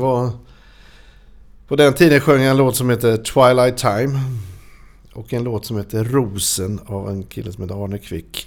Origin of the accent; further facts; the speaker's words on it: Norrland / Småland, Sweden; also born or lived in Hestra; Vi flyttade dit ifrån Norrland. Vi är från Norrland från början. Alltså. Mm. Vi flyttade till Småland när jag var åtta år